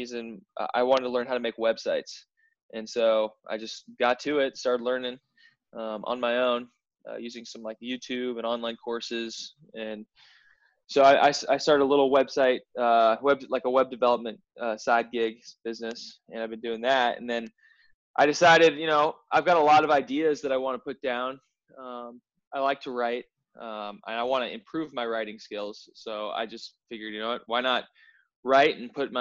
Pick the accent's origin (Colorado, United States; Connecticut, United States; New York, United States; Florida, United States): Colorado, United States; Denver; I'm from Denver, Colorado